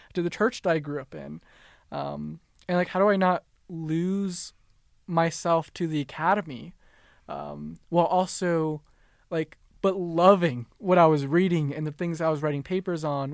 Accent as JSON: {"language": "English", "region": "Minnesota", "country": "United States", "tie": "born or raised there", "said": "I was born born and raised in Minnesota"}